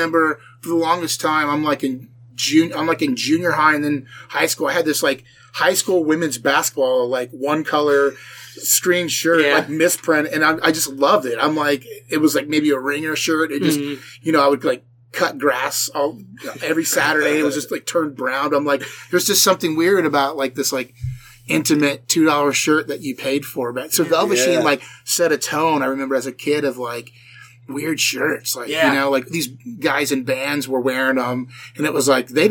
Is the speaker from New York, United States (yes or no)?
no; Dayton, Ohio, United States; also born or lived in Nashville; I grew up in Dayton, which is like, you know, hour north